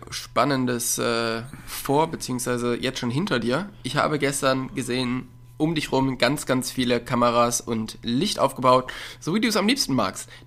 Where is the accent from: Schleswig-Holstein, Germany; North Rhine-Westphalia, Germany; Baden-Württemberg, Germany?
North Rhine-Westphalia, Germany; Ich komme ja aus der Nähe von Köln, aber ich bin auch überhaupt gar nicht der Karnevalstyp